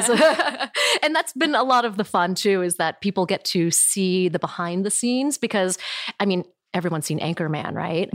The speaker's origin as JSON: {"language": "English", "town": "Midland", "region": "Michigan", "country": "United States", "tie": "born or raised there", "moved": "yes", "lives_now": "California, United States", "said": "I was born in Midland, Michigan, and I think we were probably one of only a handful of Asian people in our neighborhood"}